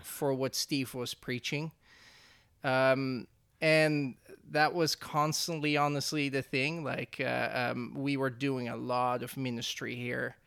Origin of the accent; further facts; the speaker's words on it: Netherlands; moved away as an adult; now in Oroville, United States; I'm from the Netherlands.